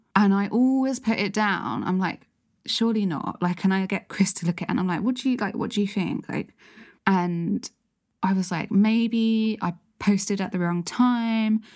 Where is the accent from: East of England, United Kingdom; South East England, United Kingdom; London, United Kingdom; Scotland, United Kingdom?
London, United Kingdom; I grew up in South London